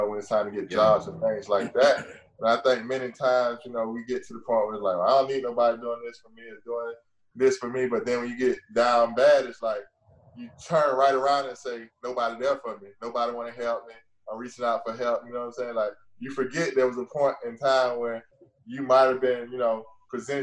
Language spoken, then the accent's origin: English; Gainesville, United States; moved away as an adult; also born or lived in New Orleans; growing up in Gainesville